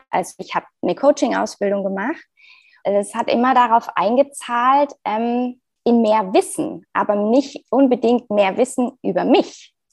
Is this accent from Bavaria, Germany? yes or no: no; Frankfurt, Hesse, Germany; ich bin aus Frankfurt, bin liebe Frankfurt